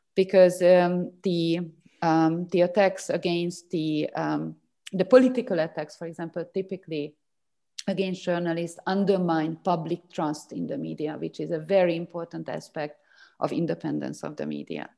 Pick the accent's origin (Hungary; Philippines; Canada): Hungary; my home country. So Hungary